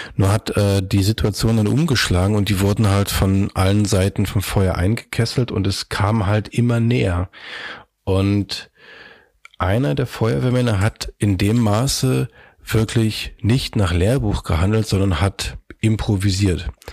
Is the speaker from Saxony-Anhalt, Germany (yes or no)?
yes; Magdeburg, Saxony-Anhalt, Germany; moved away as an adult; now in Hamburg, Germany; ich komme aus Magdeburg